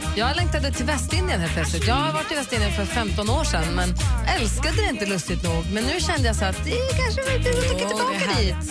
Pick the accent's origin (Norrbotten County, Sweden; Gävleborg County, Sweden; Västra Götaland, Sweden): Norrbotten County, Sweden; Luleå; moved away; jag är uppvuxen i Luleå